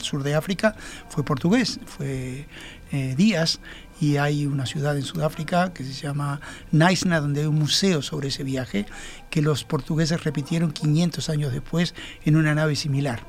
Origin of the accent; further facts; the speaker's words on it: Montevideo, Uruguay; nosotros vivimos como montevideanos